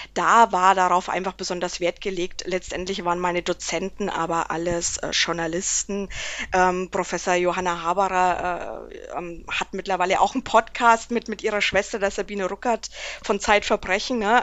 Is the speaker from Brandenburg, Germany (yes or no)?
no; Erlangen, Bavaria, Germany; als Erlanger